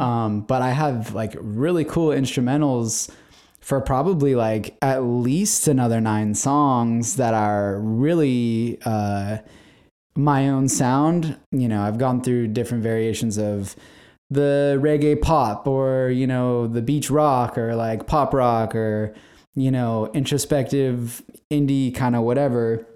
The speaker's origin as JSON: {"language": "English", "town": "San Diego", "region": "California", "country": "United States", "tie": "born or raised there", "said": "I'm born and raised in San Diego, California."}